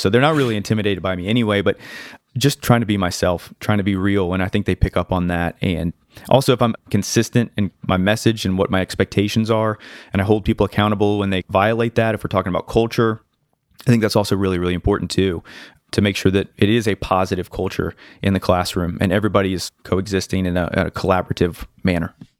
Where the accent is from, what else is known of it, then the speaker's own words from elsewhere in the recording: North Carolina, United States; also born or lived in Connecticut; I've lived in North Carolina since I was seven, but I'm originally from Connecticut